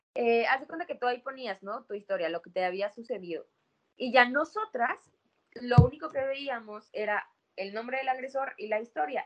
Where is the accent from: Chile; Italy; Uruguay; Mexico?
Mexico; Oaxaca; soy de Oaxaca